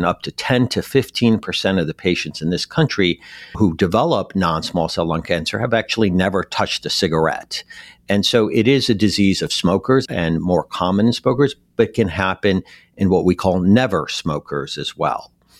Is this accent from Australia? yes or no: no; Iran; moved away; also born or lived in Detroit / Philadelphia / Texas / Western Europe; Well, I grew up pretty much in many cities, including my initial home country, Iran, and in Detroit, Philadelphia, Texas. I spent over a decade in Western Europe.